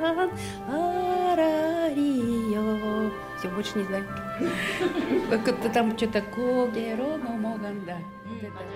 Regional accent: Aktobe, Aktobe Region, Kazakhstan; Korean is a second language; 저는 어, 카자흐스탄에서 왔습니다. 제 도시에는 악토베 도시예요.

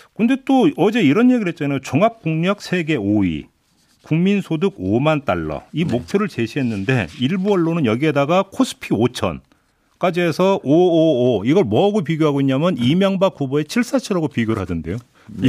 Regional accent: Chungcheong, South Korea; moved away; also born or lived in Seoul; 제가 충청도 출신인데

